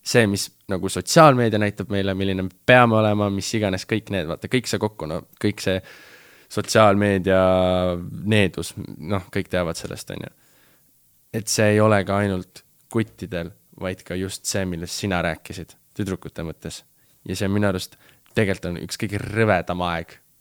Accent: Estonia; ma olen ikka fucking Eestist nagu, ma olen Eestist

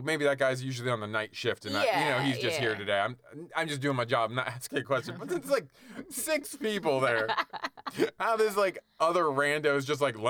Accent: South Florida, United States; I grew up in South Florida

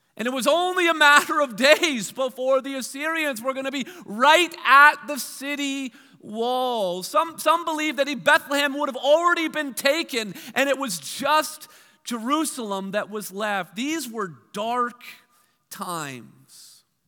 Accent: Hamilton, Ontario, Canada; my hometown of, of Hamilton

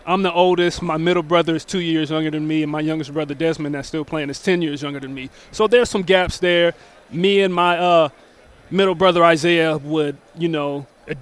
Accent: Tacoma, Washington, United States; I grew up in Tacoma

